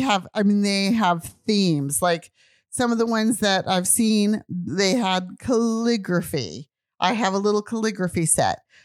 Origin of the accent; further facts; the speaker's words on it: United States; moved away as an adult; also born or lived in Japan; I'm American.